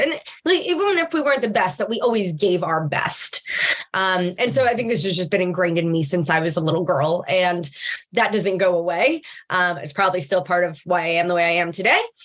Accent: Long Island, New York, United States; I grew up in Long Island, uh, in New York, but on the on the Gold Coast, as they would refer to it

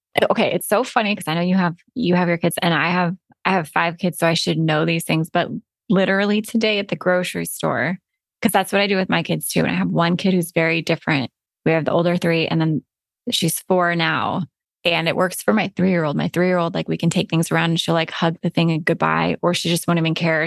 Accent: Alaska, United States; moved away as an adult; also born or lived in Florida; my husband and I were born and raised in Alaska

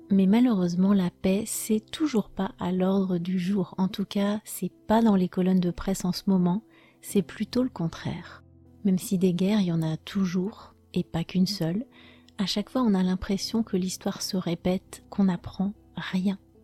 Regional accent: France; je suis française

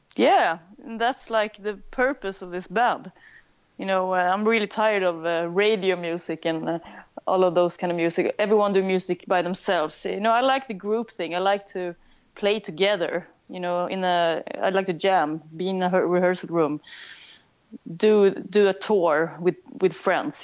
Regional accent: Sweden; accent: Swedish; English is a second language; a Swedish band. Maybe you can hear that in my lousy accent.

